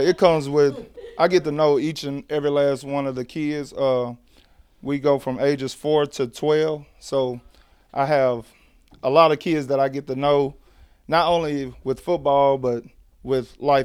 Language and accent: English; Leighton, Alabama, United States; I'm born and raised Leeton